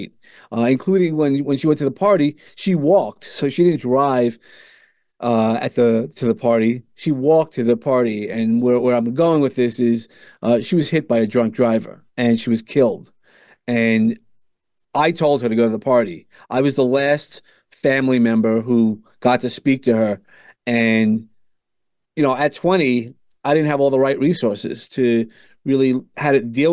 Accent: New York City, New York, United States; accent: New Yorker; also born or lived in San Antonio, Texas; now in Long Island, United States; I grew up in Brooklyn

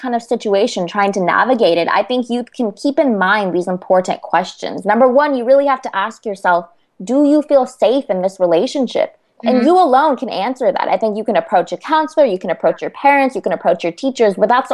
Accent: California, United States; I'm from California

